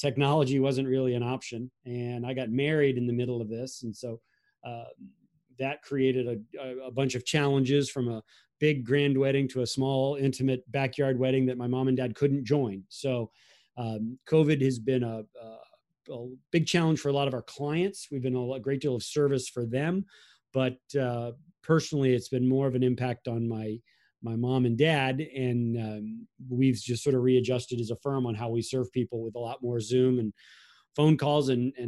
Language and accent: English; Florida, United States; And so we grew up in Florida, so we used the infamous ballot boxes of 2000